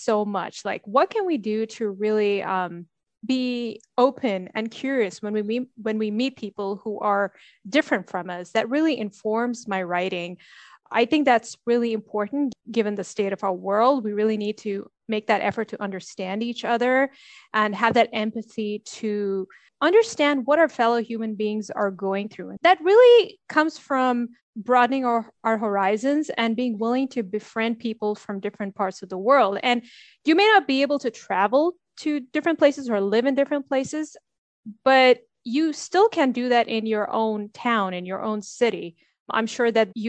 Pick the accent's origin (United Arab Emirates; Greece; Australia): United Arab Emirates; Dubai; also born or lived in United States / Sweden; I'm from Dubai, so I've grown up here.